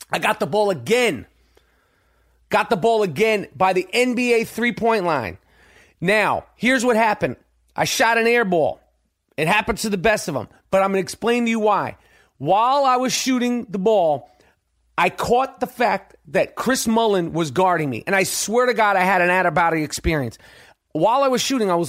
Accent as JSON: {"language": "English", "country": "Canada", "said": "I'm I'm Canadian, and I could probably I probably played hockey."}